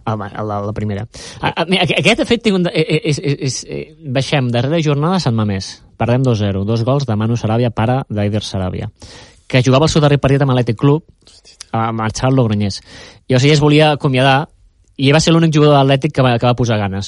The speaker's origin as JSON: {"language": "Catalan", "town": "Sabadell", "region": "Catalonia", "country": "Spain", "tie": "born or raised there", "said": "soc nascut a Sabadell"}